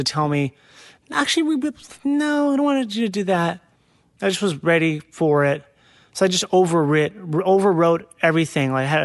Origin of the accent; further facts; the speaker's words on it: Minnesota, United States; I'm from Minnesota